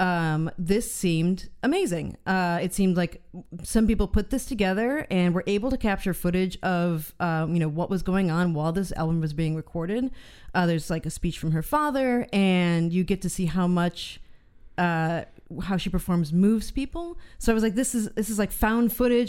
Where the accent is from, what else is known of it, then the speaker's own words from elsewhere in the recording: United States; as an American